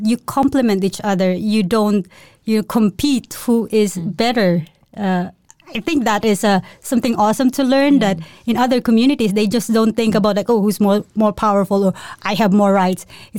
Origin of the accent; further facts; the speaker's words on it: Cebu, Central Visayas, Philippines; but yeah, I'm from the Philippines. Mm-hmm. I grew up in a place called Cebu. It's actually in the middle of the Philippines, and it's like, you used to say, 15 minutes to the sea and tropical country.